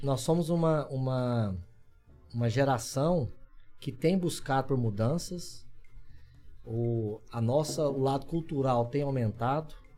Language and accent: Portuguese; Orizona, Goiás, Brazil; lá da minha cidade, de Orizona